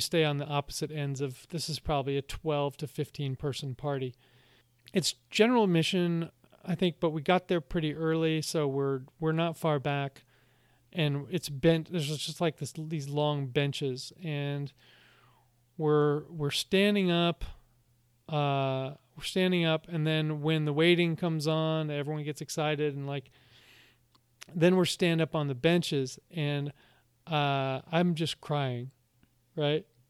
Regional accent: United States; being an American

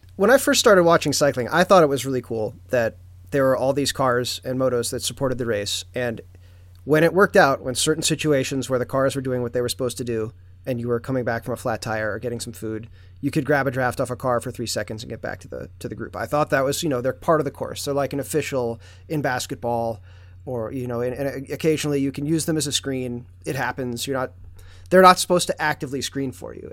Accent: United States; as an American

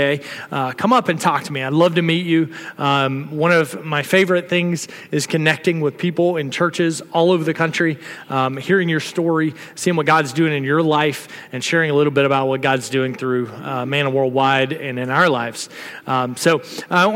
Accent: the South, United States; now in Texas, United States; I'm from the South

